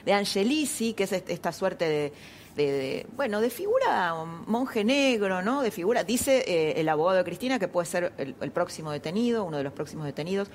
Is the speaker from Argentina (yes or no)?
yes; Argentina